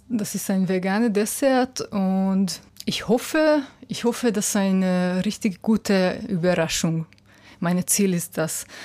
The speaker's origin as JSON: {"language": "German", "region": "Budapest", "country": "Hungary", "second_language": "German", "said": "Ja äh, ich komme aus Budapest."}